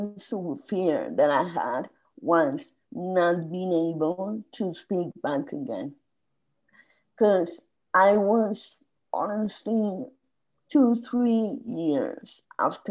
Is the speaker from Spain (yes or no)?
yes; Spain; moved away as an adult; I emigrated from Spain 2 years before